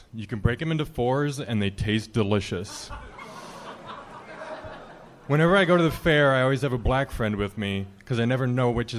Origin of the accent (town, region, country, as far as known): Phoenix, Arizona, United States; born or raised there; also born or lived in Minnesota